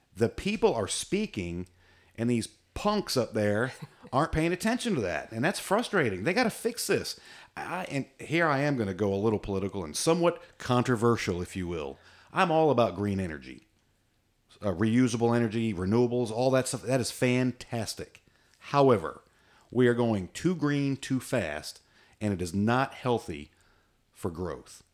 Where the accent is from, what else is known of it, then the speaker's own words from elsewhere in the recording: United States; I'm average American